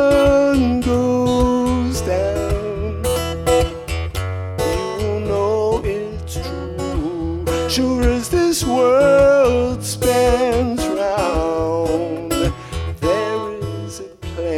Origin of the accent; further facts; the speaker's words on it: Waterford, Michigan, United States; I'm from a little township called Waterford, which is suburban sprawl near Detroit.